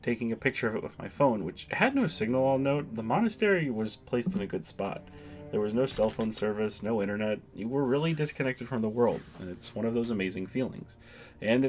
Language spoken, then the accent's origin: English; United States; as an American, onion is kind of a staple of our diet.